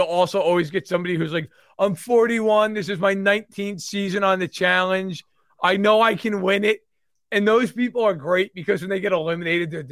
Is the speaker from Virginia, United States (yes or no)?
no; New York, United States; I'm a New Yorker and I'm Italian